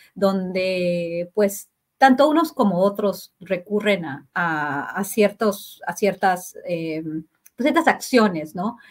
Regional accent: Mexico

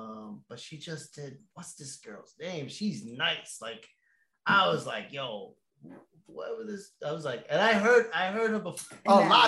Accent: Boston, Massachusetts, United States; we're from Boston. Boston.

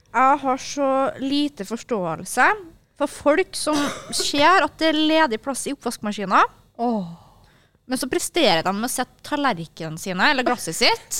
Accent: Kristiansund, Møre og Romsdal, Norway; moved away; jeg jobba på Sabrura hjemme i Kristiansund

